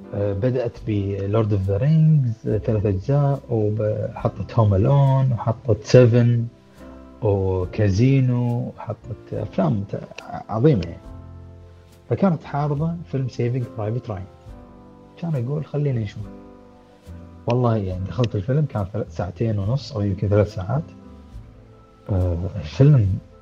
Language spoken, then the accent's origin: Arabic; Kuwait; عندنا بالكويت